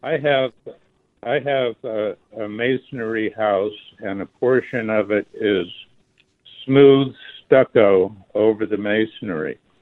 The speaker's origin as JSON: {"language": "English", "region": "California", "country": "United States", "tie": "born or raised there", "also_born_or_lived": "Alaska", "moved": "as an adult", "lives_now": "Tucson, United States", "said": "First thirty years in California, second thirty years in Alaska"}